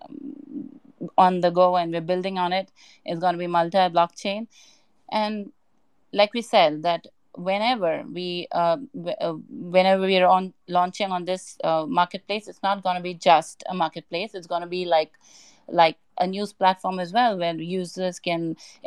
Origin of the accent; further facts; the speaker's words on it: Hong Kong; now in Dubai, United Arab Emirates; Right now I'm in Dubai, but initially I'm from Hong Kong